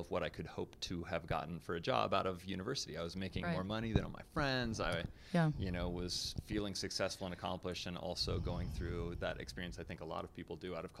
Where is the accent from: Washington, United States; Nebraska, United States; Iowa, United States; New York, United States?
Washington, United States; Seattle; moved away as an adult; also born or lived in Bellingham, Washington / Thailand / Santa Cruz, California; I grew up in the Seattle area, and I went to university up in Bellingham, Washington